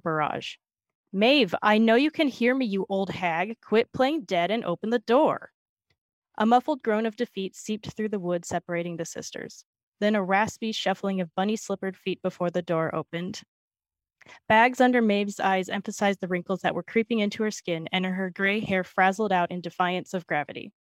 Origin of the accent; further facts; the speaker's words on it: Bay Area, California, United States; moved away as an adult; now in Minneapolis, United States; I live in Minneapolis, but I grew up in the Bay Area in California